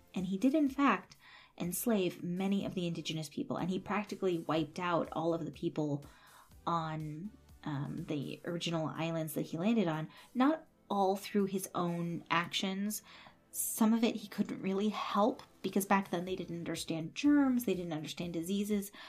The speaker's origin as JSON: {"language": "English", "town": "San Jose", "region": "California", "country": "United States", "tie": "born or raised there", "said": "I grew up in a place called San Jose, which is somewhere between Santa Cruz and Berkeley"}